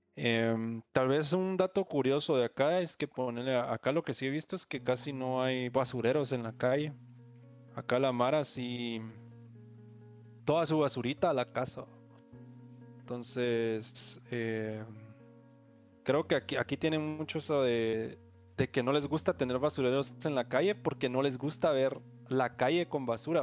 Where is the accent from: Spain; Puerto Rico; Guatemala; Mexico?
Guatemala; moved away